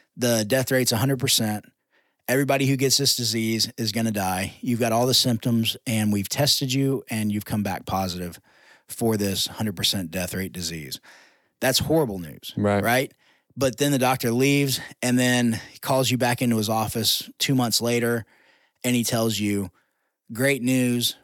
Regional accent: United States; I'm telling them as an American

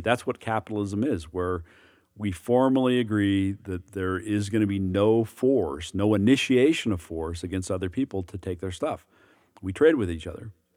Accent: United States; as an American

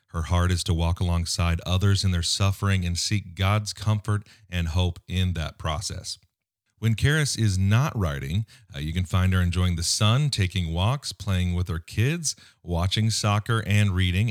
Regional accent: United States; as an American

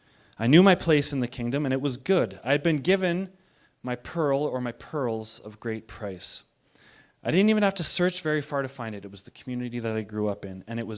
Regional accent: Bowness, Alberta, Canada; That's why I say I'm from Bowness, not from Calgary now.

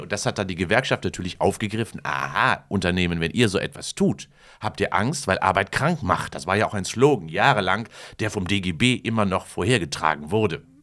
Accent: Kamen, North Rhine-Westphalia, Germany; bei mir in meinem Heimatort in Carmen Heeren, in Heerenwerbe, gab es ja eine Zeche

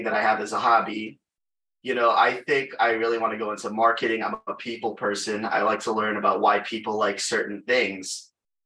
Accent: Chicago, Illinois, United States; I'm from Chicago, Illinois, born and raised

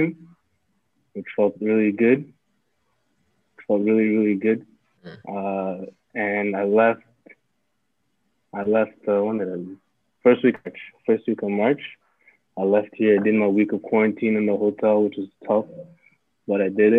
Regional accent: Canada; moved away as an adult; also born or lived in Burundi; now in France; I grew up in Canada my whole life.

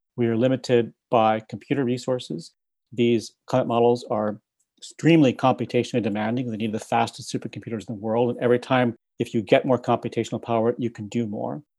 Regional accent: Midwest, United States; now in Princeton, United States; I grew up in the Midwest

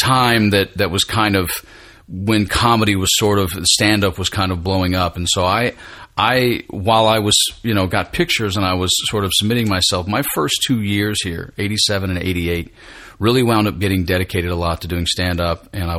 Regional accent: Tennessee, United States; moved away as an adult; also born or lived in Phoenix, Arizona / North Hollywood, California / Atlanta, Georgia; now in Los Angeles, United States; I grew up in Tennessee, but I wasn't born there. I was actually born in Phoenix.

